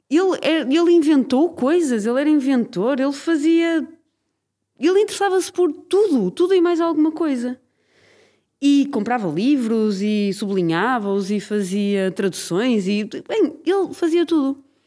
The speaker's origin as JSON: {"language": "Portuguese", "town": "Braga", "region": "Norte", "country": "Portugal", "moved": "yes", "lives_now": "Lisbon, Portugal", "said": "Quer dizer, eu sou de Braga, mas. Sou de Braga? Eu neste momento não sou, sou mais de Lisboa do que sou de Braga"}